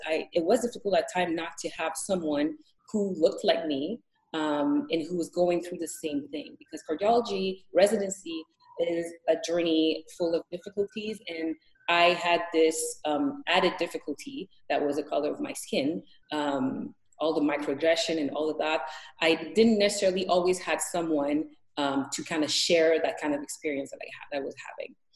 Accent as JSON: {"language": "English", "town": "Montreal", "region": "Quebec", "country": "Canada", "tie": "born or raised there", "also_born_or_lived": "Edmonton, Canada", "moved": "as an adult", "lives_now": "Thunder Bay, Canada", "said": "I grew up in Montreal"}